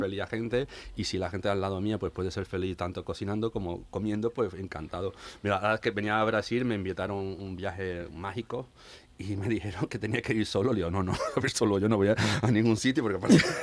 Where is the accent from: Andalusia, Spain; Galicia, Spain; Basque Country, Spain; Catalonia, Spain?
Andalusia, Spain; Seville; moved away; como sevillano